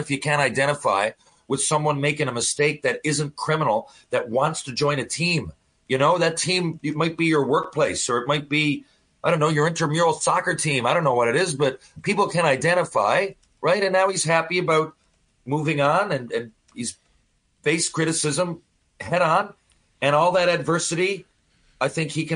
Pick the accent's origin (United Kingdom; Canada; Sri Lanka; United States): Canada